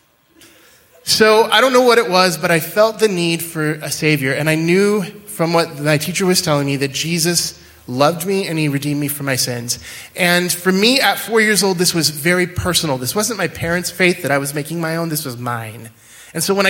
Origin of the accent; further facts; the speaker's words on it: central Washington, United States; moved away; I grew up in a little town in central Washington.